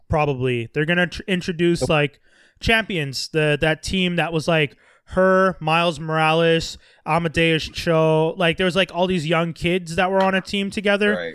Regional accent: India; I don't identify. I'm Indian.

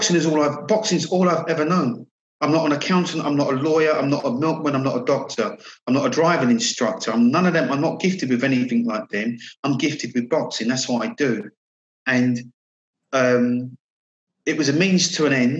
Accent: Croydon, London, United Kingdom; I'm playing to like a full house of Croydon people now. I'm in my hometown.

